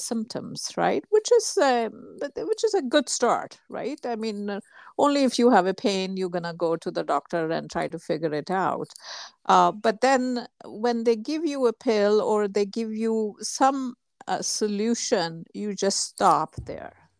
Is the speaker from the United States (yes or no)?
no; India; moved away; my home country, India